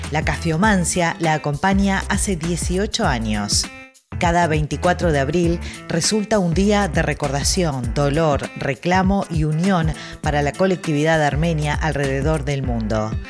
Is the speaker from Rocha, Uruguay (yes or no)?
no; Montevideo, Uruguay; Yo nací en Montevideo, Uruguay.